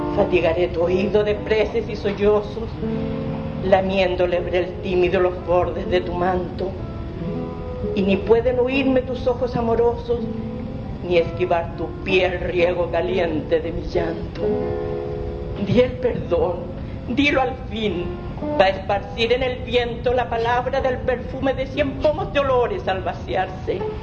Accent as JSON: {"language": "Spanish", "country": "Mexico", "moved": "yes", "said": "Yo soy mexicana."}